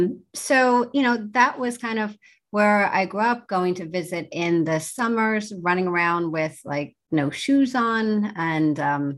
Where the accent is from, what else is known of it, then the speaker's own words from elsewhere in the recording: New Jersey, United States; also born or lived in East Lansing; I grew up in mostly in New Jersey, and that's what I remember, sort of by way of East Lansing, Michigan, when my parents were at Michigan State doing their graduate work.